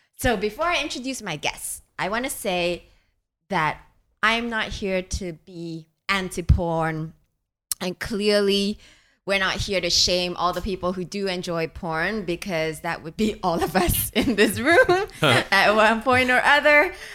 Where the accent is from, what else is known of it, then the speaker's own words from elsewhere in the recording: Singapore; I grew up in Singapore.